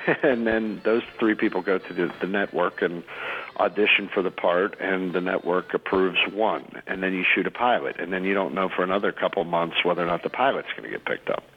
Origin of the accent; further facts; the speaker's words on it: Pittsburgh, Pennsylvania, United States; moved away as an adult; now in Los Angeles, United States; I call my hometown rock station every Tuesday morning.